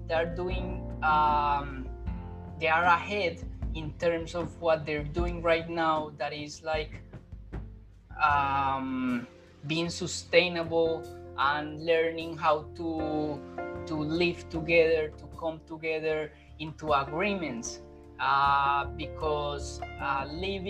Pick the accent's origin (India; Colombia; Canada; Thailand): Colombia; English is a second language; moved away as an adult; now in Melbourne, Australia; I come from Colombia. I'm living in Melbourne, Australia at the moment.